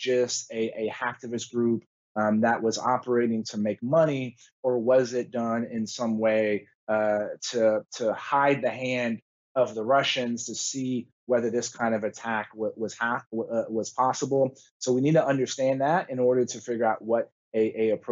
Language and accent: English; Texas, United States; my home state of Texas